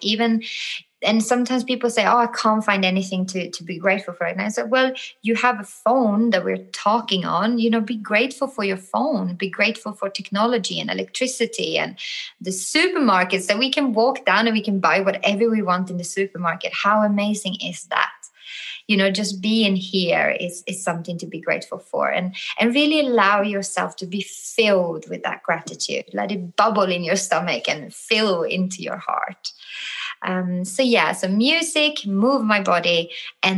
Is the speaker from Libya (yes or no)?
no; Sweden; moved away; I'm from the North. I'm from Sweden originally.